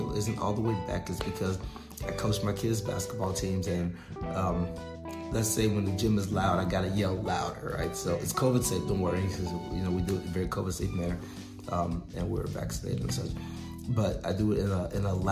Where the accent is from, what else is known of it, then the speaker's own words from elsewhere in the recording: outside of Houston, Texas, United States; I grew up outside of Houston, so I actually went to high school and played ball with his nephew